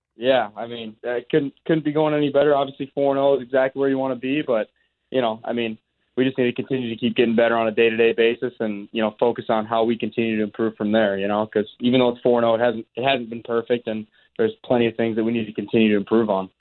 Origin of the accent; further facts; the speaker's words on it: Chicago, Illinois, United States; moved away as an adult; also born or lived in Minneapolis / South Dakota; now in Winnipeg, Canada; I grew up in Chicago, spent time in Minneapolis, South Dakota